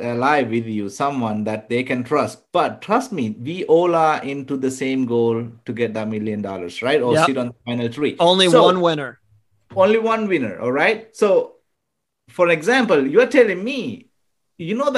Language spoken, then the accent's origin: English; Sri Lanka; now in United States; I am originally from Sri Lanka